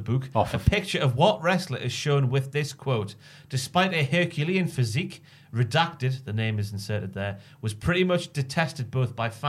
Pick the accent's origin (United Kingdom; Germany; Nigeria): United Kingdom; Morpeth, North East England; my hometown of Morpeth.